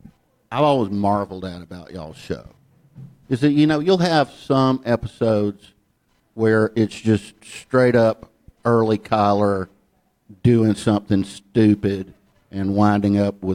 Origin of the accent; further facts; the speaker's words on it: Ellijay, Georgia, United States; moved away; also born or lived in New York; I grew up in Ella J, Georgia. Nobody's going to clap for Ella J. I mean, I have fond memories of the place now, but it took me a long time to recall them. When I moved to New York the first time, which was in 1984